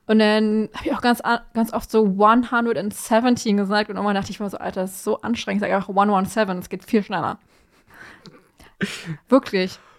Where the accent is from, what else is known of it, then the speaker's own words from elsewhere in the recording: Germany; ja, Germany